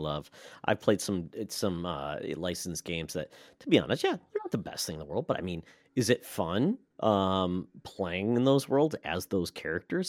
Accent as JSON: {"language": "English", "region": "Michigan", "country": "United States", "said": "I'm from Michigan"}